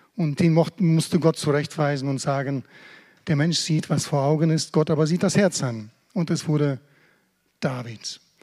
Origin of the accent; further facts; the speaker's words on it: Germany; als Deutsche